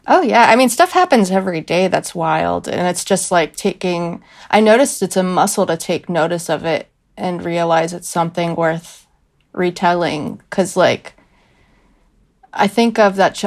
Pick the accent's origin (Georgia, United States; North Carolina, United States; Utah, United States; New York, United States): North Carolina, United States; Greensboro; I'm from Greensboro, North Carolina